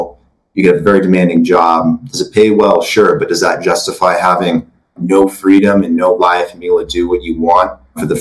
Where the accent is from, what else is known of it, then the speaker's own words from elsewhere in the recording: Oregon, United States; Andrew and I grew up together in Oregon.